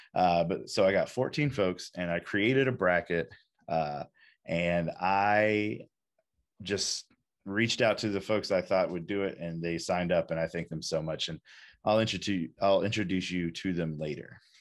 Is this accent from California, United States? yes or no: no; Fayetteville, North Carolina, United States; moved away; my hometown of Fayetteville